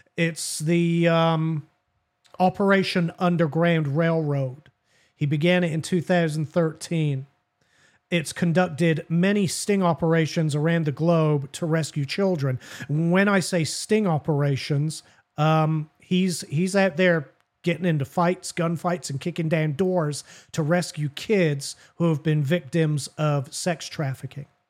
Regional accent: England, United Kingdom; now in United States; I'm from Great Britain

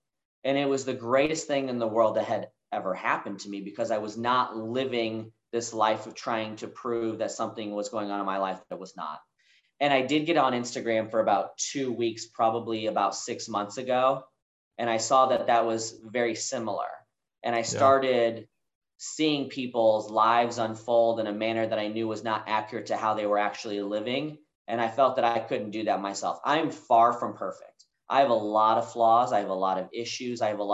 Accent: Kansas City, United States; moved away as an adult; also born or lived in Denver, Colorado; now in Dallas-Fort Worth, United States; So I moved away from Kansas City. You know, that's where I went to high school. I consider that to be home.

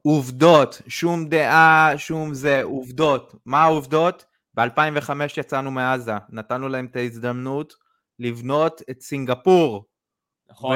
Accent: Israel; זה המקום ש, שנולדתי, שחייתי פה

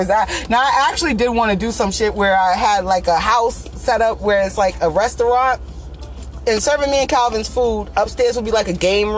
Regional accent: New England, United States; I'm from New England

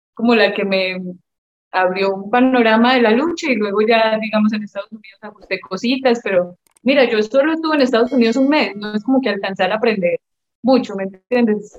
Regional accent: Medellín, Antioquia, Colombia; moved away as an adult; also born or lived in South Carolina, United States / New Jersey, United States / Mexico; yo soy de Medellín, Colombia

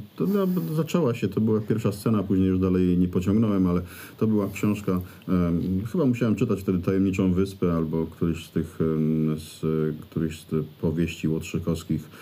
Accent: Greater Poland, Poland; Wielkopolska to jest przecież teren, na którym się wychowałem, na którym żyję

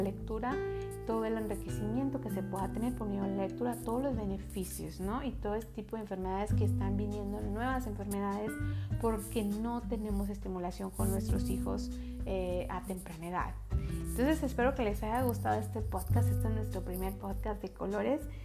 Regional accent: Mexico; now in United States; yo vengo de México

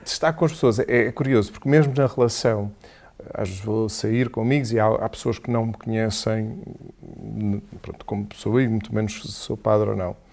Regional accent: Portimão, Faro, Portugal; accent: Algarve; primeiro sou de Portimão. Quanto muito se tivesse que usar algum sotaque era do Algarve.

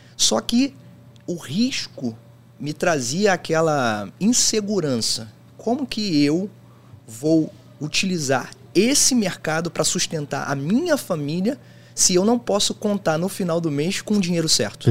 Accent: Rio de Janeiro, Brazil; Eu sou do Rio de Janeiro

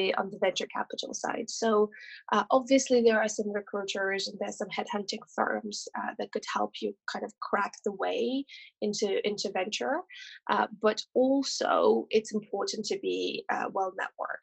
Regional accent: France; English is a second language; moved away as an adult; also born or lived in Russia / Toulouse / Paris; now in London, United Kingdom; I then spent a long time in France, which is where I grew up. I grew up between Toulouse and Paris, which is how I speak French.

